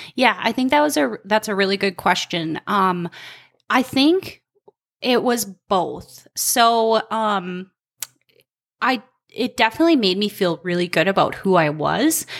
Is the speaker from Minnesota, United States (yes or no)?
yes; Albany, Minnesota, United States; moved away; also born or lived in Colorado; I grew up in Albany, Minnesota